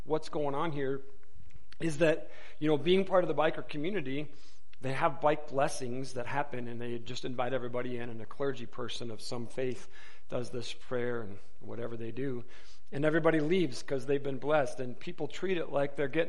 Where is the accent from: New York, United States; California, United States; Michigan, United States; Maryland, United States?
Michigan, United States; Wayne; moved away as an adult; now in Tucson, United States; we moved from Detroit, Michigan area, a city called Wayne, where the Detroit Metro Airport is. We lived right by there. We were both raised in that area